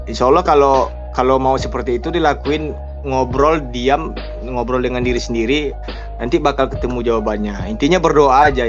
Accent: Pekanbaru, Riau, Indonesia; habis itu di kampung halaman saya sendiri sih Pekanbaru uh, kemarin Polda uh, ngerazia narkoba besar ya kan.

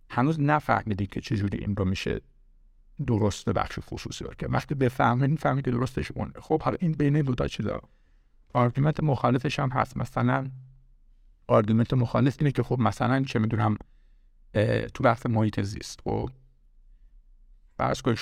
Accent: Iran; now in United States; من از ایران اومدم آمریکا

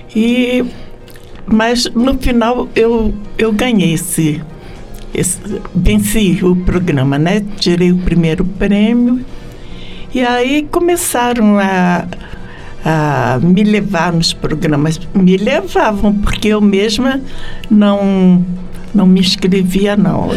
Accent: Rio de Janeiro, Brazil; also born or lived in Méier, Rio de Janeiro; now in São Paulo, Brazil; Eu fui criada na Água Santa

